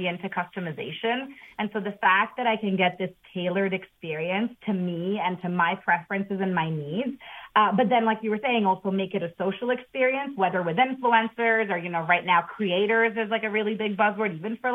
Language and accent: English; Italy; now in United States; I come from Italy